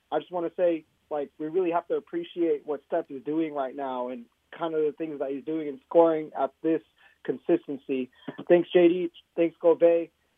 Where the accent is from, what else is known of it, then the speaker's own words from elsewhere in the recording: Elk Grove, California, United States; I grew up in Elk Grove, California, watching MJ in 1997, 1998, when I was like 7 or 8 years old